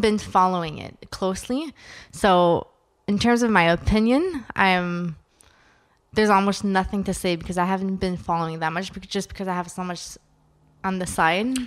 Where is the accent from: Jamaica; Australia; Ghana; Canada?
Canada; Ottawa, Ontario; I'm from Ottawa, so I work, uh, with the government, for the government